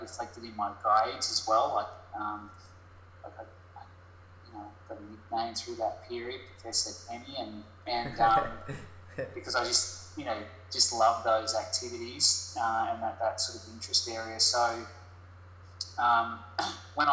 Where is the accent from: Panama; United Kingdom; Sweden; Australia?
Australia; Gold Coast, Queensland; also born or lived in Brisbane; I was raised on the Gold Coast in Burleigh